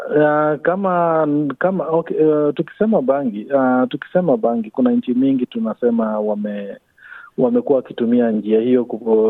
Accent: Kenya; now in Australia; sisi ni Wakenya

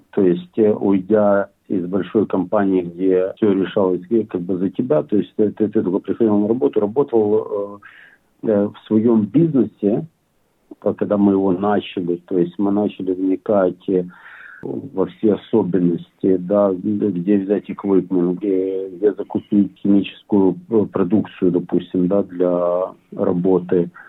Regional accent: Bila Tserkva, Kyiv Oblast, Ukraine; now in Australia; Мы с Украины. Очень такой город, он сам, сам по себе небольшой, но очень красивый. Белая церковь.

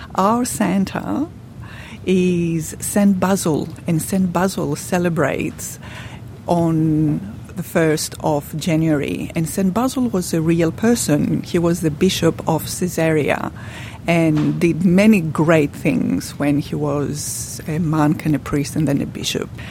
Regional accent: Pakistan; now in Australia; I'm from Pakistan originally

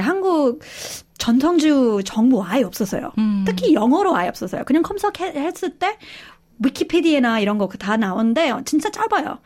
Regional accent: Australia; Korean is a second language; moved away as an adult; also born or lived in South Korea; 저희 호주 사람인데요. 그 한국에서 그 10, 거의 17년 그 살았고요.

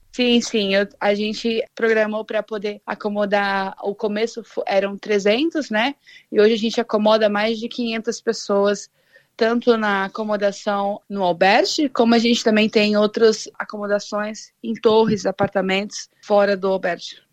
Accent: Londrina, Paraná, Brazil; moved away as an adult; also born or lived in France; now in Qatar; Eu sou de Londrina, Paraná, e eu moro fora do Brasil já faz um tempo

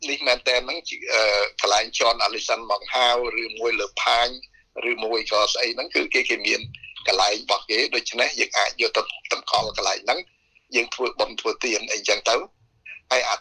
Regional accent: Cambodia; now in Australia; យើងជា ខ្មែរដូចគ្នា

